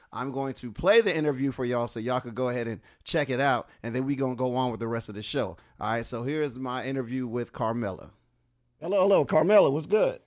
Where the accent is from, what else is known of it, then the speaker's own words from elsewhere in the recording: Fayetteville, United States; my, my hometown, Fayetteville